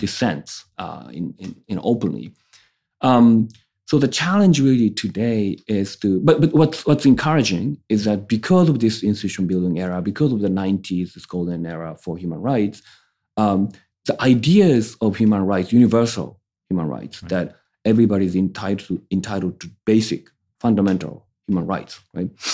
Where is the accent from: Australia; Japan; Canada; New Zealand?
Japan; I'm from Japan